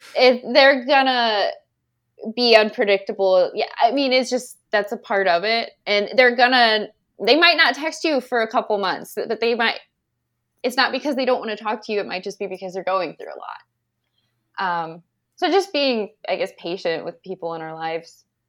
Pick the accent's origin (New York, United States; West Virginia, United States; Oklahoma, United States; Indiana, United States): Indiana, United States; I'm originally from Cowes, Indiana. Um, and that's where I know Joey from, when we went to school together.